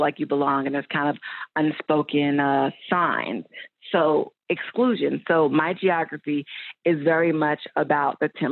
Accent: Louisville, Kentucky, United States; also born or lived in Atlanta; I'm from Louisville, Kentucky, but Atlanta is my spiritual home.

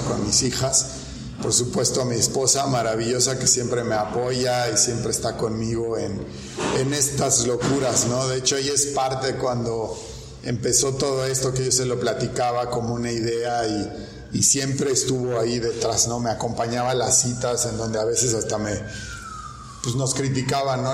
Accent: Mexico; las obligaciones que tenemos como mexicanos

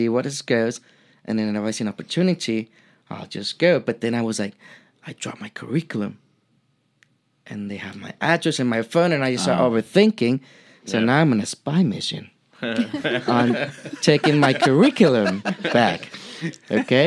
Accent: Mexico; English is a second language; moved away as an adult; growing up in Mexico for 23 years

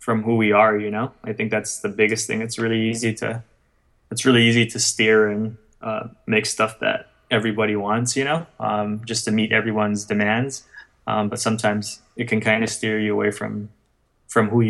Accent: Guam; I come from Guam

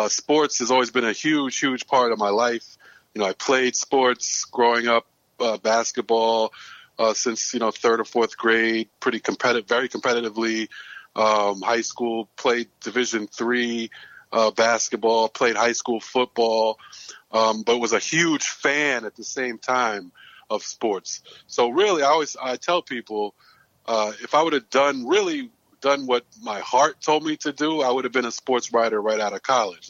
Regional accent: New York City, New York, United States; also born or lived in Greensboro, North Carolina; I'm born and raised in Brooklyn

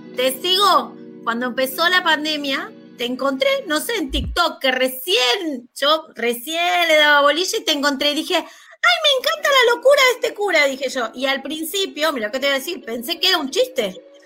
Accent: Buenos Aires, Argentina; soy de Lugano, de Capital

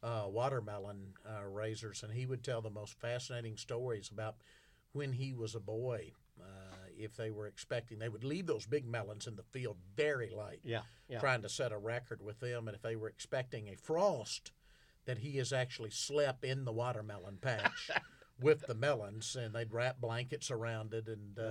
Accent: Arkadelphia, Arkansas, United States; I'm from Southwest Arkansas.

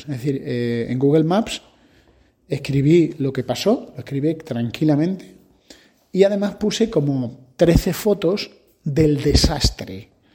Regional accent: Spain; como españoles tenemos que aprender

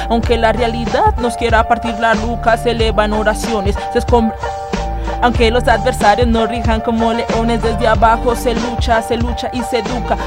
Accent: Bogotá, Bogotá Capital District, Colombia; yo me crié en Usme, en la localidad quinta de Usme, al sur de la ciudad.

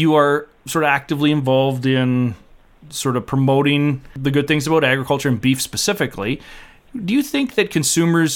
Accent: Tavistock, Ontario, Canada; My hometown, Tavistock.

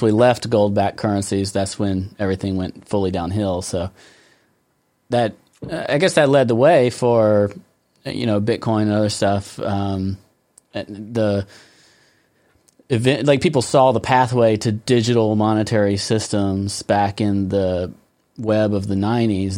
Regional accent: United States; I'm American.

